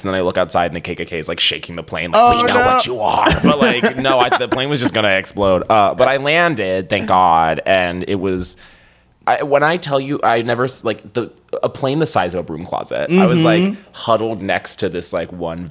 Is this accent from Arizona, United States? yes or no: no; Philadelphia, Pennsylvania, United States; I'm from Philadelphia